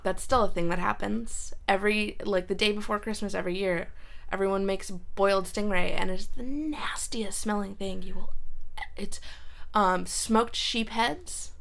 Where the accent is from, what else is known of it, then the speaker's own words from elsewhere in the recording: San Jose, California, United States; also born or lived in Reykjavik, Iceland / Cupertino; I was raised mostly in the Bay Area